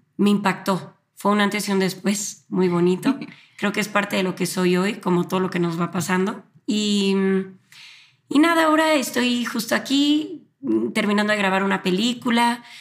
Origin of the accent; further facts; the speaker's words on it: Guadalajara, Jalisco, Mexico; also born or lived in Argentina; now in Mexico City, Mexico; soy de Guadalajara, pero eh, actualmente estoy viviendo en la Ciudad de México por mi trabajo